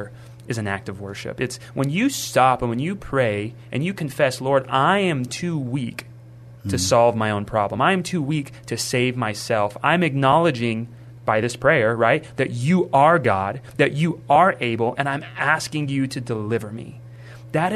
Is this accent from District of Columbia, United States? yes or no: no; Kerrville, Texas, United States; also born or lived in San Antonio, Texas; now in Universal City, United States; I'm actually from Kerrville. So I grew up in Kerrville, Texas, lived there all the way up until 2020